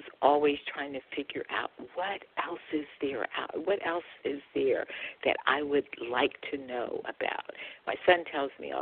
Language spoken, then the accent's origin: English; California, United States; also born or lived in Mississippi; I was born in Mississippi, and my parents moved to California when my brother and I were quite young